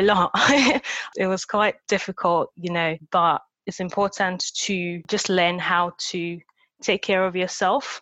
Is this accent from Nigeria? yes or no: yes; Nigeria; accent: Nigerian; moved away; And I grew up in Nigeria, so I had this very thick this Nigerian accent.